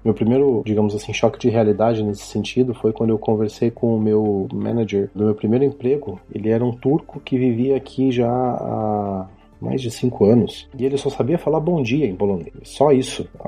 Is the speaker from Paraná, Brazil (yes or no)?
yes; Ponta Grossa, Paraná, Brazil; moved away as an adult; also born or lived in Curitiba, Brazil; now in Poland; eu sou natural de Ponta Grossa, no Paraná, lar do glorioso Operário Ferroviário Esporte Clube. Nasci e me criei lá